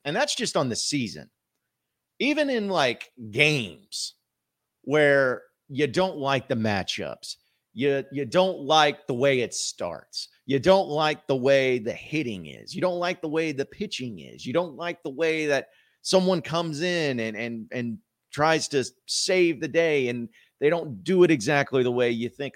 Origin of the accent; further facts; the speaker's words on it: Fayetteville, Arkansas, United States; Northwest Arkansas, Fayetteville, my hometown